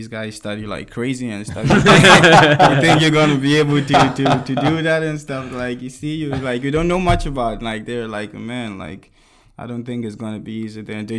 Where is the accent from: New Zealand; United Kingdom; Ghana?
Ghana; Cape Coast, Central Region; moved away as an adult; now in Korea; I'm from Cape Coast.